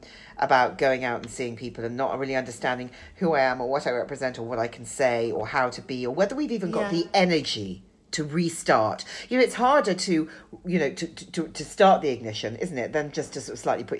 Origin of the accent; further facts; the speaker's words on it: London, United Kingdom; as a Londoner